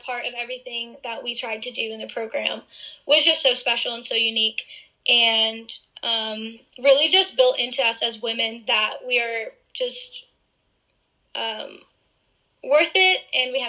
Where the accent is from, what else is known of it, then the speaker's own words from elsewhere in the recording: Massachusetts, United States; moved away as an adult; I'm actually from Massachusetts